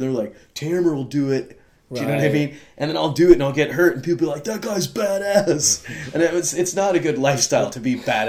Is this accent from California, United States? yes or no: yes; Hollywood, California, United States; And it's known, like, we're from Hollywood.